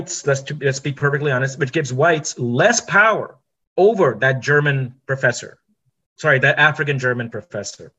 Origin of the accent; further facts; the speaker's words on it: India; now in United States; I'm an Indian